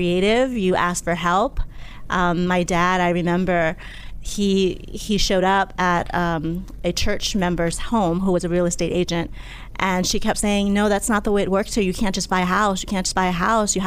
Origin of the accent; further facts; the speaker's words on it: Upper Marlboro, Maryland, United States; also born or lived in Laos; I grew up in Upper Marlboro, Maryland, coming from Laos, war-torn Laos, when I was a child